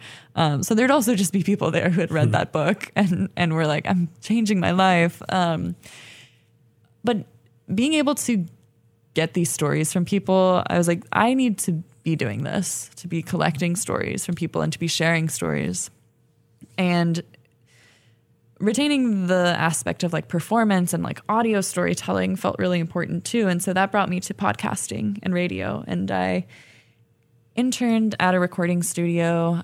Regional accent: Berkeley, California, United States; also born or lived in El Sobrante, California; I grew up in Berkeley, um, and in El Sobrani, which is, uh, kinda outside of Richmond, so in the Bay Area

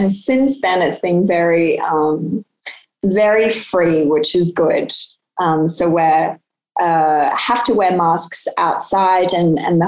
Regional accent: Sydney, New South Wales, Australia; I grew up in Sydney

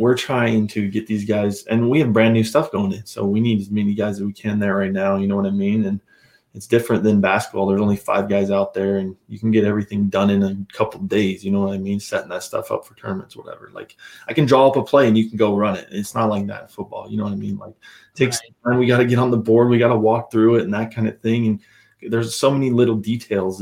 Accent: Idaho, United States; growing up in Idaho

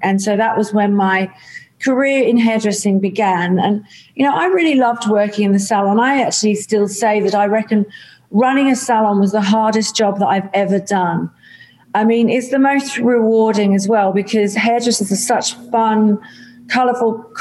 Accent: England, United Kingdom; moved away as an adult; now in Australia; I grew up in the UK, so I'm an English Australian

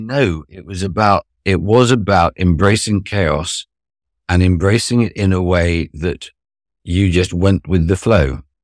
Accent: Cheshire, North West England, United Kingdom; also born or lived in Arnhem, Netherlands / Durham / London; in a stately home in the north of Cheshire

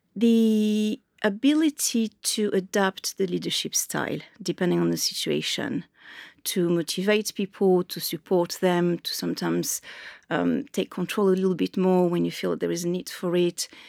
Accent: Marseille, Provence-Alpes-Côte d'Azur, France; English is a second language; also born or lived in Dublin; now in London, United Kingdom; I grew up in Marseille, so I grew up on the coast

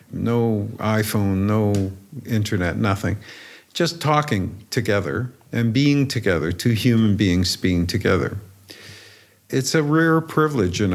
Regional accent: Romania; moved away; I was born in Romania

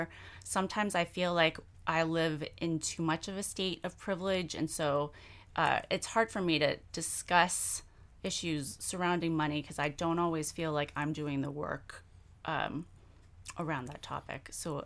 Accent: San Antonio, Texas, United States; I grew up in San Antonio. Hispanics are actually majority culture in San Antonio, but right. But I was the only Asian kid in my entire high school experience up until when I was a senior.

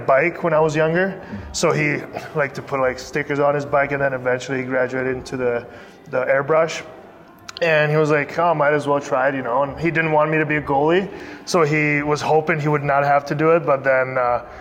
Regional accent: Prague, Czechia; now in Las Vegas, United States; it's my hometown.

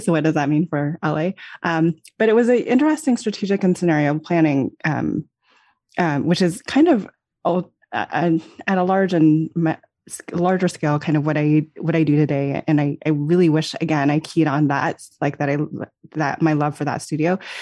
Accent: Los Alamos, New Mexico, United States; I grew up in Los Alamos, New Mexico, which is, uh, a, an unusual small town to grow up

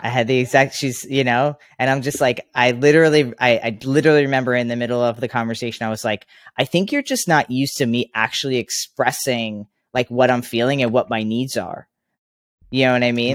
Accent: Long Island, New York, United States; I grew up in Long Island, New York

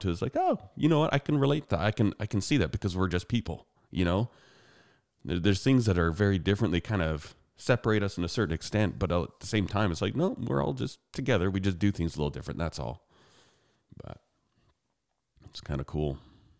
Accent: Calgary, Alberta, Canada; the difference between where I grew up and where she grew up is way more culture shock than where I grew up in Calgary.

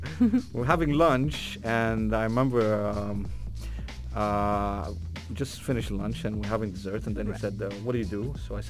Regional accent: Jeddah, Makkah Province, Saudi Arabia; first language Arabic; English is a second language; also born or lived in United Kingdom; I moved back to my hometown, Jeddah.

